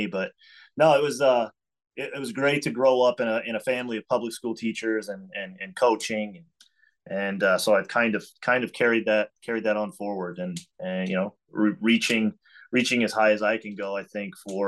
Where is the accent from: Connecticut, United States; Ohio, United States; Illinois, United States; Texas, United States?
Illinois, United States; DeKalb; also born or lived in Mattoon, Illinois; by DeKalb, where I was born.